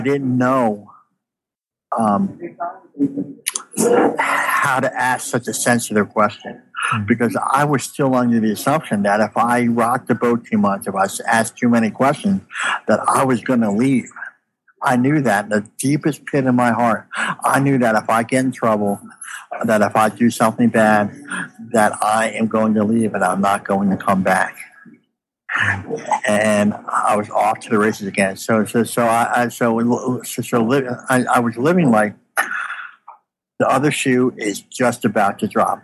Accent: United States; born or raised there; also born or lived in Canada

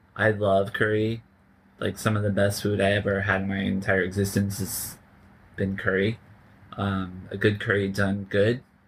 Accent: Cocoa Beach, Florida, United States; moved away; I am from Florida

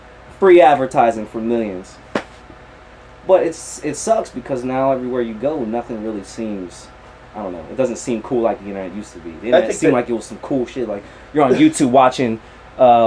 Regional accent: Meadville, Pennsylvania, United States; I'm actually from Meadville, PA

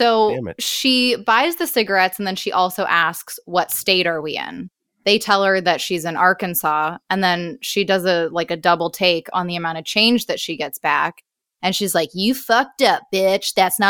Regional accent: Canada; I'm Canadian. Nope. We don't lie.

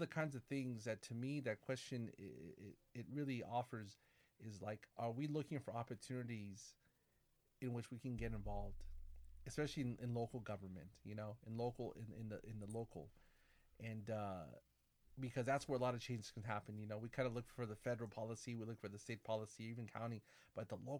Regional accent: Corona, California, United States; also born or lived in San Bernardino; my growing up in my hometown, Corona

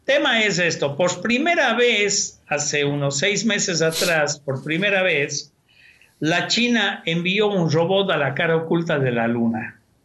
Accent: Cuenca, Azuay, Ecuador; moved away; Yo nací y crecí en una ciudad, en Cuenca, tomando agua del tubo

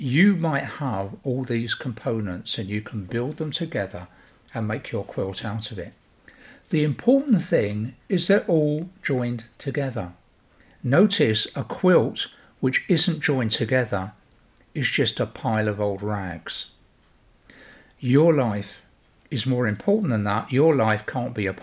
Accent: London, United Kingdom; When I grew up in South London, as a boy, in not a rich part of South London, a fairly working class bit of South London

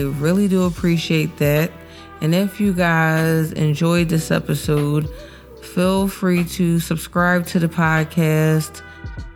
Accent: Philadelphia, Pennsylvania, United States; I'm a blogger and I'm from Philly

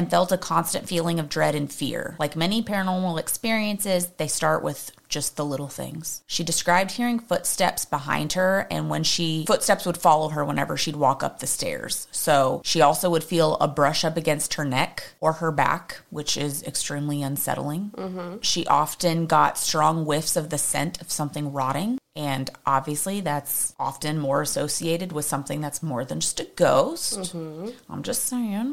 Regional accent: Texas, United States; we're from Texas

